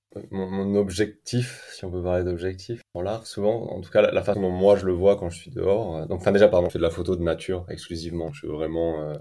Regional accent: Clermont-Ferrand, Auvergne-Rhône-Alpes, France; moved away as an adult; also born or lived in New Zealand; now in Iceland; je suis originaire de la ville de Clermont-Ferrand.

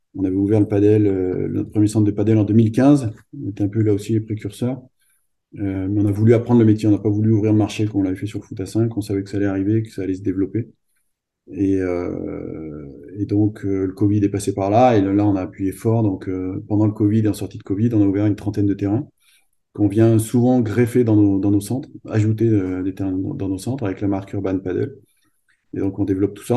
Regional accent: Clermont-Ferrand, Auvergne-Rhône-Alpes, France; Moi, je suis originaire de Clermont-Ferrand, d'Auvergne

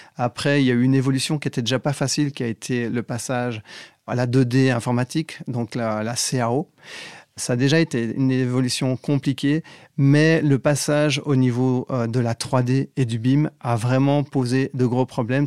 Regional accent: Belgium; moved away as an adult; also born or lived in Paris, France; now in France; je viens de Belgique

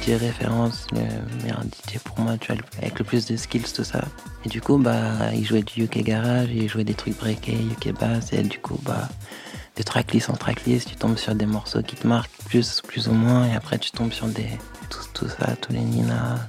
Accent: Cergy, Île-de-France, France; de base je viens de Sergi

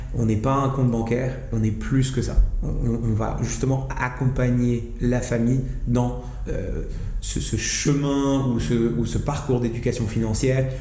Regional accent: Marrakech, Marrakesh-Safi, Morocco; moved away as an adult; now in France; je suis né, j'ai grandi à Marrakech jusqu'à mes 18 ans.

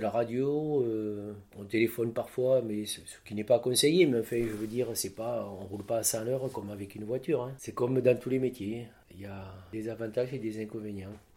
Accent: Lot-et-Garonne, Nouvelle-Aquitaine, France; je viens du sud-ouest de la France, du Lot-et-Garonne

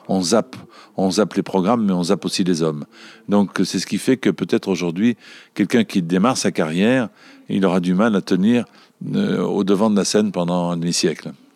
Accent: Marseille, Provence-Alpes-Côte d'Azur, France; je suis Marseillais parce que j'essaie d'être le plus souvent possible à l'image de ma ville

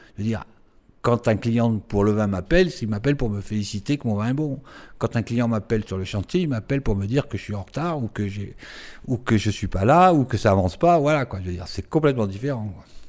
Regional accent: Nice, Provence-Alpes-Côte d'Azur, France; Je suis niçois

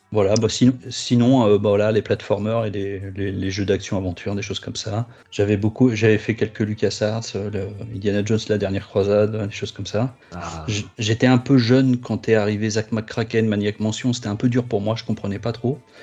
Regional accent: Bobigny, Île-de-France, France; Je viens du 9-3 de Bobigny

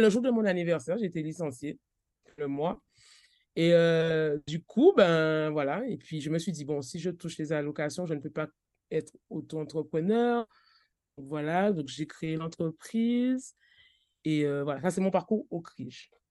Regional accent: Trois-Rivières, Guadeloupe; now in Les Abymes, Guadeloupe; je suis de Trois-Rivières, mais j'habitais, j'habite aux Abîmes

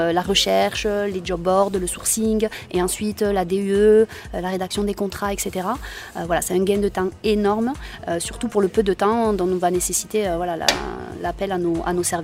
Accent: Béziers, Occitania, France; Je suis une native de Béziers, donc euh, je

